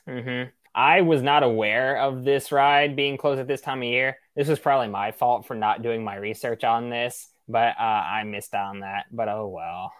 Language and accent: English; Tennessee, United States; my home state